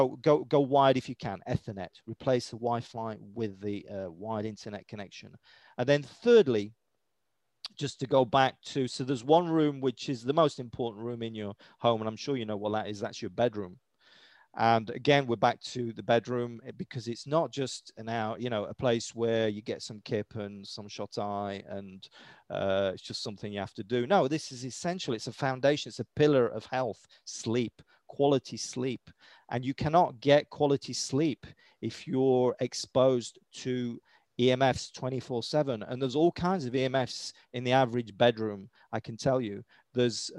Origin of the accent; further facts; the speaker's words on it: United Kingdom; accent: British; my British accent